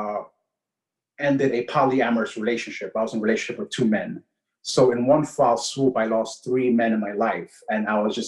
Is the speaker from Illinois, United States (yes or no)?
no; New York City, New York, United States; I was born and raised in Queens, New York City, to Ecuadorian parents